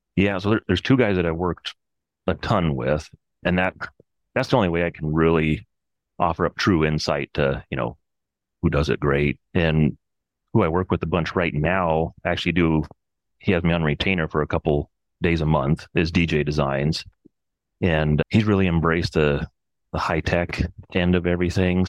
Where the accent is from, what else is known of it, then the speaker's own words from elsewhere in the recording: Olympic Peninsula, Washington, United States; I grew up in a little town on the Olympic Peninsula near Seattle in Washington